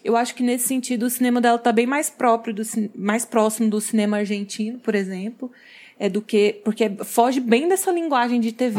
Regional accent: Goiás, Brazil; eu, que sou goiana

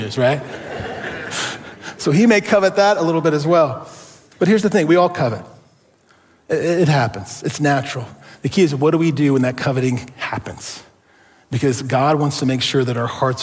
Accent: Ohio, United States; moved away as an adult; also born or lived in Southern California; I grew up in Ohio, love Ohio

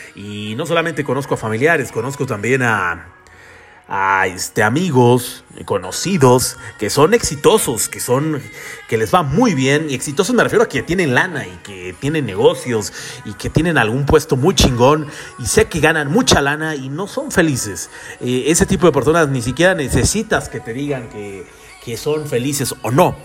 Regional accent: Mexico; los que somos aquí de México

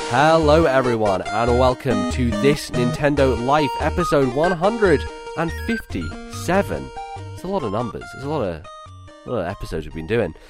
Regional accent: United Kingdom; my experience as being a British person

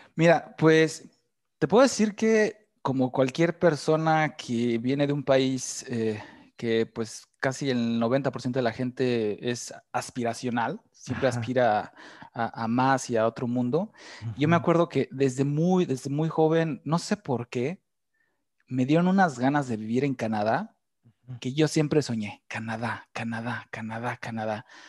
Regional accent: Mexico City, Mexico; moved away as an adult; also born or lived in Playa del Carmen, Mexico; now in Germany; me salí de México

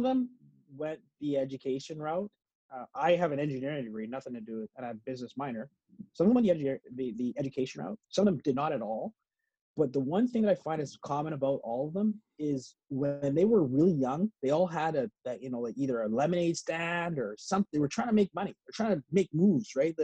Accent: Edmonton, Alberta, Canada; moved away; I grew up in Edmonton

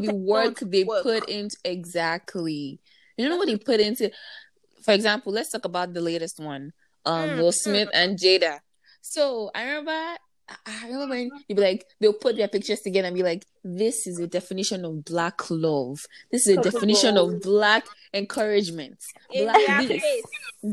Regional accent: Nigeria; We're all Nigerian

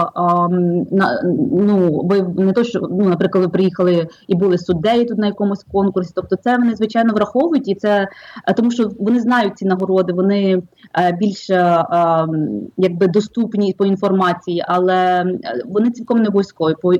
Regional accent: Drohobych, Lviv Oblast, Ukraine; moved away as an adult; also born or lived in Kyiv / Brooklyn, New York; now in New York, United States; Я з України родилася в місті Дрогобич Львівської області, вчилася в Києві і жила деякий час там

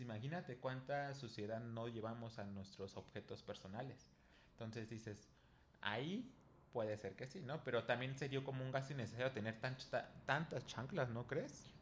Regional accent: Mexico; aquí en México pues no acostumbramos a tener chanclas para cada cosa

